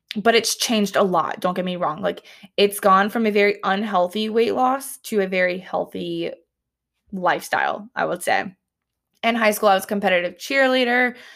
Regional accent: the South, United States; also born or lived in Columbia, South Carolina / Auburn, Alabama; now in Alabama, United States; I grew up in the South

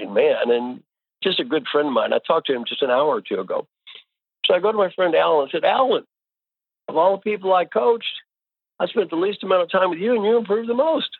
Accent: Kentucky, United States; moved away; also born or lived in Indiana / California; I was born in Kentucky. I went to school in Indiana.

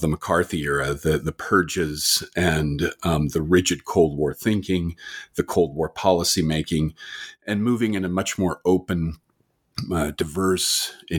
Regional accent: California, United States; also born or lived in Canada / Utah; now in Waterloo, Canada; And even though I was born in Canada, I was actually raised in the United States, in California and in Utah.

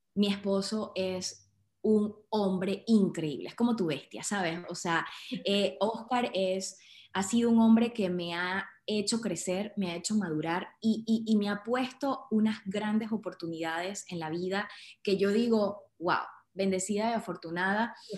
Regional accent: Andes of Venezuela, Trujillo, Venezuela; moved away as an adult; also born or lived in Caracas, Venezuela / Louisiana, United States / Russia / Indonesia; now in India; Soy venezolana, nacida en Caracas, pero de corazón gocho, trujillana, y porque me crié en los Andes de Venezuela.

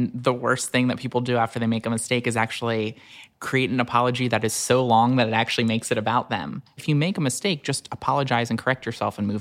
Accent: Wilmington, Delaware, United States; I grew up in Wilmington, Delaware

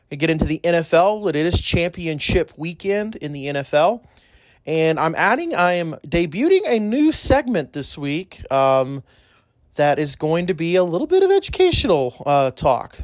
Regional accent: El Paso, Texas, United States; in El Paso, you know, my hometown

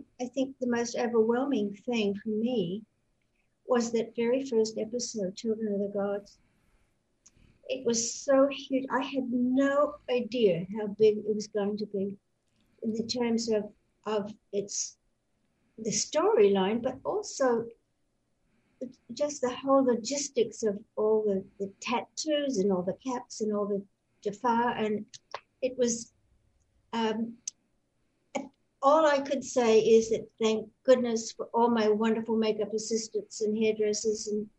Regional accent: west of Sydney and the Blue Mountains, New South Wales, Australia; accent: Australian; moved away; I was born in Australia, in New South Wales, and I literally grew up in the bush

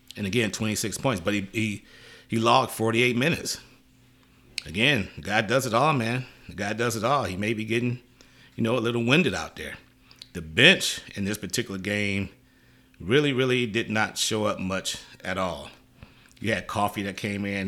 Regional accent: Detroit, Michigan, United States; now in Los Angeles, United States; Detroit's my hometown. I'm a L A guy, but Detroit is my hometown.

